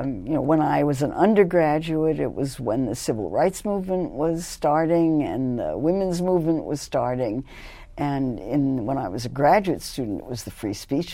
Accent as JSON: {"language": "English", "town": "Los Angeles", "region": "California", "country": "United States", "tie": "born or raised there", "also_born_or_lived": "New York City", "said": "Well, actually, I grew up in Los Angeles because my family moved to Los Angeles when I was 12."}